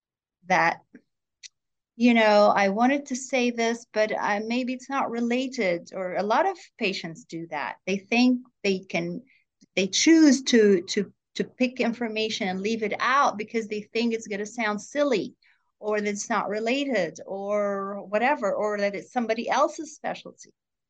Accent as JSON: {"language": "English", "town": "Jerusalem", "region": "Jerusalem District", "country": "Israel", "tie": "born or raised there", "said": "A young age, you know, I grew up in Jerusalem"}